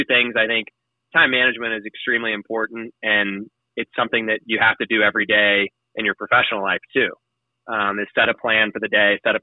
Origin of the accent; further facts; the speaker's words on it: Cape Girardeau, Missouri, United States; moved away as an adult; also born or lived in Quincy, Illinois; now in San Antonio, United States; I grew up in Cape Girardeau, Missouri, which is on the Mississippi River in Missouri.